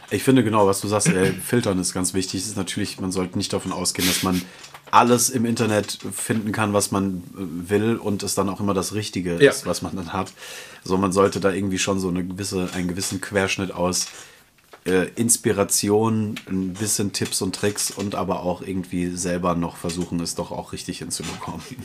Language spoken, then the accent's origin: German; Germany; moved away; Frankfurt auch so ein bisschen meine alte Heimat, in Anführungsstrichen, so die, die große Metropole in der Nähe meiner Heimat